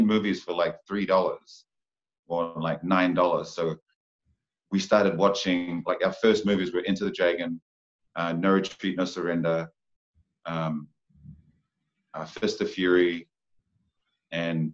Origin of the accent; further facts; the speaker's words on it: Porirua, Wellington, New Zealand; Born and raised in Porirua, Rānui Heights.